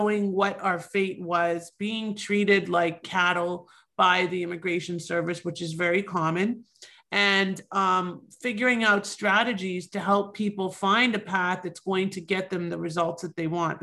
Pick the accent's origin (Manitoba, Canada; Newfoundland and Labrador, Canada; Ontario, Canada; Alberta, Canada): Ontario, Canada; Toronto; now in United States; I'm originally from Toronto. I myself am an immigrant